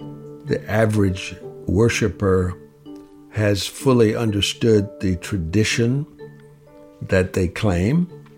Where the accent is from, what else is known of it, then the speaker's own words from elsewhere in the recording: the Jim Crow South, United States; I grew up in the Jim Crow South